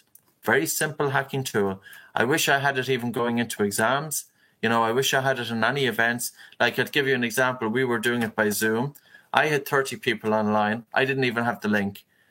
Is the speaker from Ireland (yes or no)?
yes; Ireland; as a man, and probably as an Irish man and a shy Irish man